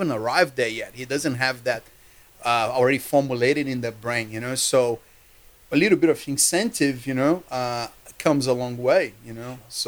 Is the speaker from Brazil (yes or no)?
yes; Rio de Janeiro, Brazil; moved away as an adult; now in Australia; So I came from Rio de Janeiro, and I come from a middle-class family, working hard family.